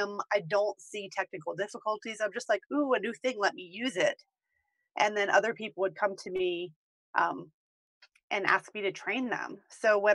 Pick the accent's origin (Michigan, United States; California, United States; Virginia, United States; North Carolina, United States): Virginia, United States; Williamsburg / Richmond; moved away as an adult; now in Denver, United States; I am from Williamsburg in Richmond, Virginia, but I live in Denver, Colorado now